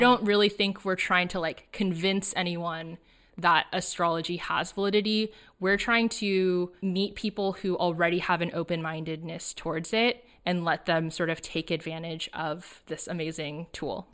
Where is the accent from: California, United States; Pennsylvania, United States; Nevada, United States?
California, United States; suburb of Los Angeles, Southern; I grew up in Southern California, uh, in a suburb of Los Angeles